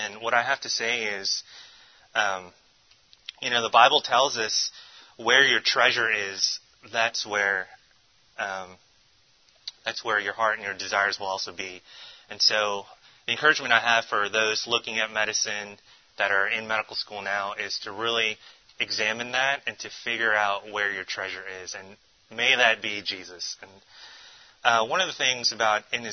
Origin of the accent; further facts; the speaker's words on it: the D.C. area, Virginia, United States; now in Tulsa, United States; I grew up on the East Coast. I'm originally from Virginia, the D.C. area